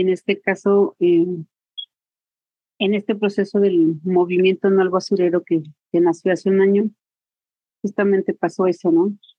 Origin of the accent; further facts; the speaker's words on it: Atitalaquia, Hidalgo, Mexico; soy originaria de Atitalaquia, Hidalgo